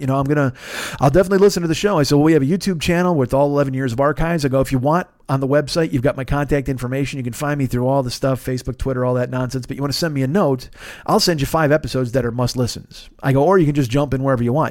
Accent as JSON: {"language": "English", "town": "Chicago", "region": "Illinois", "country": "United States", "moved": "yes", "lives_now": "Los Angeles, United States", "said": "I was from Chicago"}